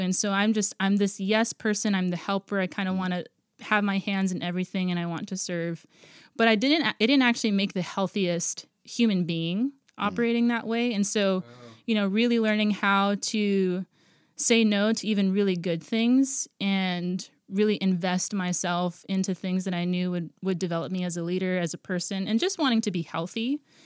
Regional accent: Guam; moved away as an adult; now in Portland, United States; I was born and raised on Guam, and then I moved out here in twenty ten.

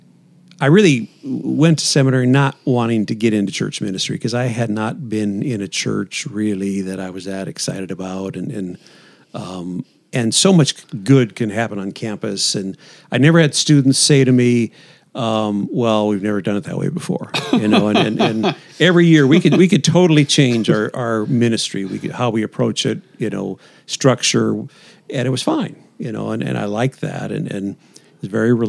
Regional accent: Iowa, United States; moved away as an adult; We moved here from Iowa in summer 2010. Lived in Iowa pretty much the whole time before that.

